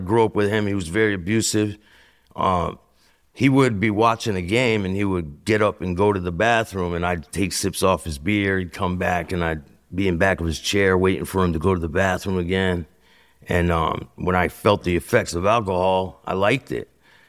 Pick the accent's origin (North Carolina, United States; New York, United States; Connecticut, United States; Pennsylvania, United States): Connecticut, United States; Bristol; So I'm from Bristol, Connecticut.